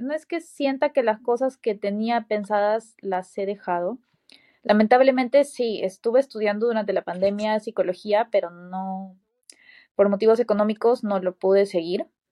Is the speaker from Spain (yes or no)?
no; Peru; moved away as an adult; now in United States; todos los cursos, diplomados, certificados, eh, cosas que he tomado en Perú